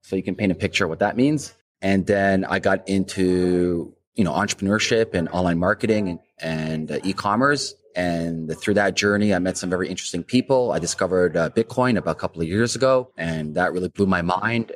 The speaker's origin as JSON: {"language": "English", "country": "Canada", "said": "as a Canadian"}